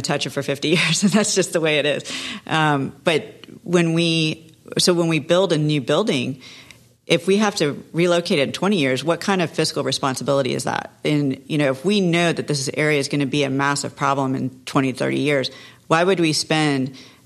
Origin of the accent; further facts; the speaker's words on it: Satellite Beach, Florida, United States; I grew up in Satellite Beach. So I know everyone.